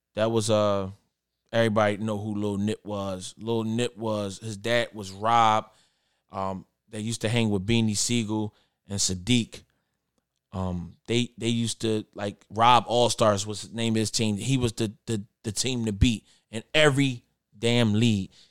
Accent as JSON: {"language": "English", "town": "Philadelphia", "region": "Pennsylvania", "country": "United States", "said": "I'm from North Philly"}